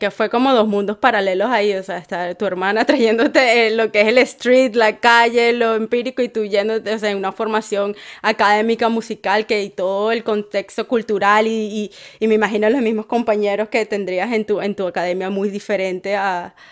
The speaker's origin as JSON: {"language": "Spanish", "town": "Coslada", "region": "Community of Madrid", "country": "Spain", "tie": "born or raised there", "also_born_or_lived": "Salamanca"}